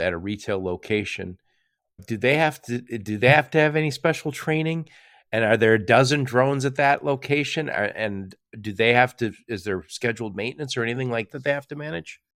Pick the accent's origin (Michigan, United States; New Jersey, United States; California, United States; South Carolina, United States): Michigan, United States; Dearborn; I grew up in Dearborn, Michigan